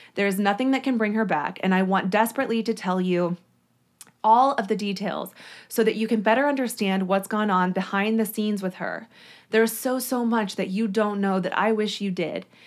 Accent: Shawnee, Kansas, United States; I am actually from Shawnee, which is, like, a neighbor to Overland Park, Kansas. It was, the house was near Oak Park Mall, which is where I used to shop when I was growing up

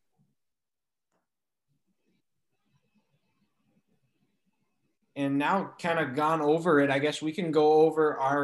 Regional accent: North Dakota, United States; him being a fellow North Dakotan, similar to me.

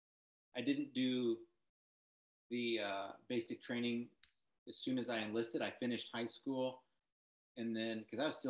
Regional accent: Decatur, Illinois, United States; I grew up in Decatur, Illinois

